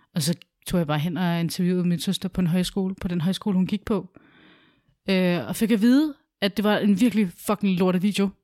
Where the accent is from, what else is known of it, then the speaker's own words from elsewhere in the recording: Albertslund, Capital Region of Denmark, Denmark; moved away as an adult; also born or lived in Sydhavn, Copenhagen; now in Copenhagen, Denmark; jeg var flyttet fra Alberslund tidligere og til Sydhavn